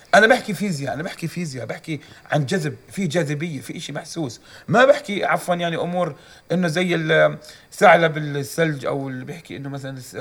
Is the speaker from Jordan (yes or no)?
yes; Jordan; عندنا في الاردن